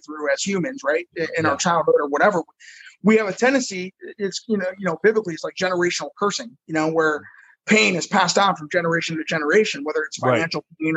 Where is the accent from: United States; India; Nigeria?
United States; Bellevue, Ohio; moved away as an adult; now in Fort Lauderdale, United States; my hometown of Bellevue